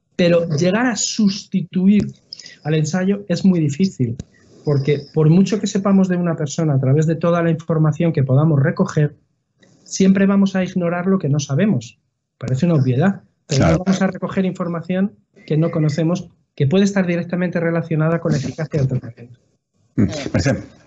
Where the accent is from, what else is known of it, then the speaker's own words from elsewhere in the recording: Madrid, Community of Madrid, Spain; soy de Madrid